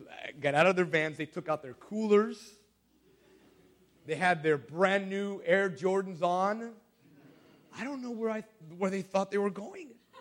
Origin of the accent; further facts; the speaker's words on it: Kissimmee, Florida, United States; I was a Pathfinder in Florida. I grew up in Kissimmee